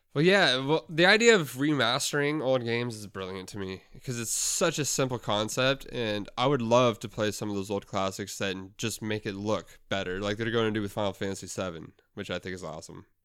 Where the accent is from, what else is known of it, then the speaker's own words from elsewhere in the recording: Canada; we're from Canada